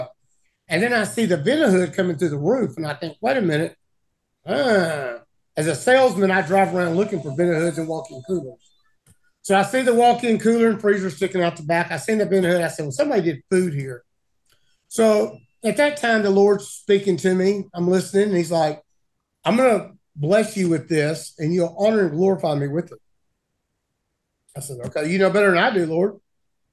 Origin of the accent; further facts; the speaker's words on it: Arkansas, United States; from my growing up here in Arkansas